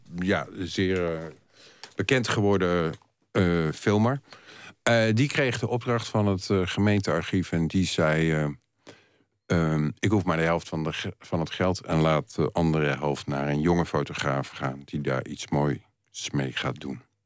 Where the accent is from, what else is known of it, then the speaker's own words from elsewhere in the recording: Utrecht, Netherlands; moved away as an adult; also born or lived in Gouda; now in Amsterdam, Netherlands; ik eh, ben geboren in Utrecht. En daar tot, heb ik tot mijn middelbare school eh, gewoond.